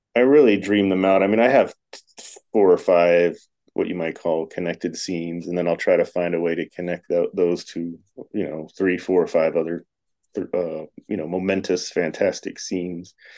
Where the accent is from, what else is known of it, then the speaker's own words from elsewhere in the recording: Tampa, Florida, United States; now in Las Vegas, United States; growing up in Florida